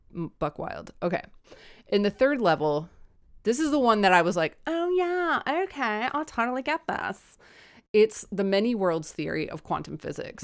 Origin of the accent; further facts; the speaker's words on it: United States; I'm American